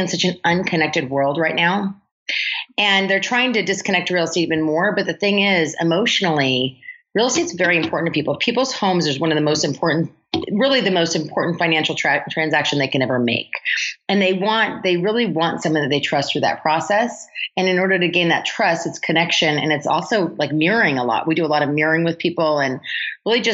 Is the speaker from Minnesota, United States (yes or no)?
no; Oregon, United States; moved away as an adult; now in Los Angeles, United States; I'm from Oregon. So I actually left Oregon because I felt in Oregon, there was a glass ceiling